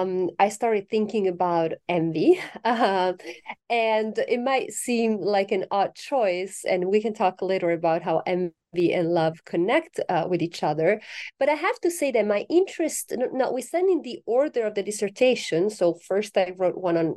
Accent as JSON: {"language": "English", "country": "Italy", "said": "I'm originally from Italy, so I correspond to the stereotype of the passionate Italian."}